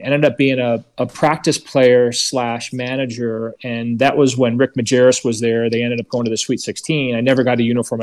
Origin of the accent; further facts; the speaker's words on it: Chicago, Illinois, United States; moved away; also born or lived in Las Vegas; I grew up in Chicago, but I ended up in Vegas.